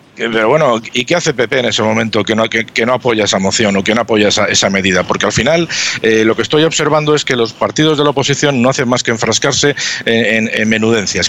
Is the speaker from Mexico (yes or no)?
no; Spain; somos los españoles